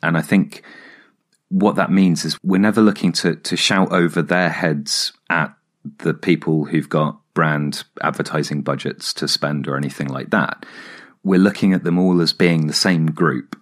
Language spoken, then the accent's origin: English; Hampshire, South East England, United Kingdom; moved away; also born or lived in Oxford / London; I grew up in Hampshire and then lived in Oxford for seven years.